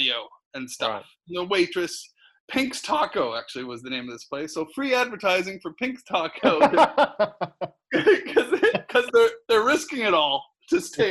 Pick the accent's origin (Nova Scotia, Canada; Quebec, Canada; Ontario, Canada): Nova Scotia, Canada; also born or lived in United Kingdom; now in Los Angeles, United States; I'm from Nova Scotia in eastern Canada.